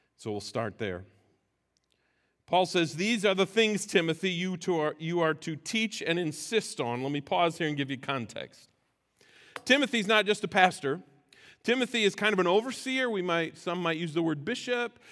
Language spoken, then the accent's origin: English; United States; as American Christians